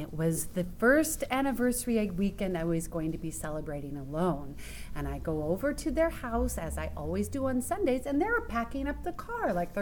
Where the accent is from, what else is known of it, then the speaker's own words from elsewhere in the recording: San Francisco, California, United States; moved away; also born or lived in Pacific Northwest; when your father moved us up here to the Northwest, it was entirely different because I'm from San Francisco